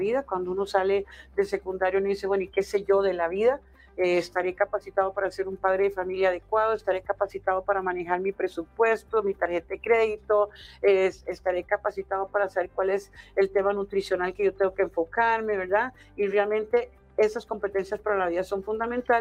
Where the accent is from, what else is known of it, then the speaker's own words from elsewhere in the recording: Costa Rica; moved away; yo en realidad como costarricense afuera